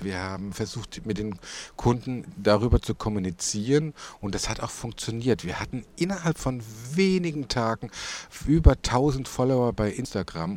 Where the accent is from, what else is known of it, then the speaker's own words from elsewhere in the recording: Tauberbischofsheim, Baden-Württemberg, Germany; now in Würzburg, Germany; wir kommen doch aus Tauber Bischofsheim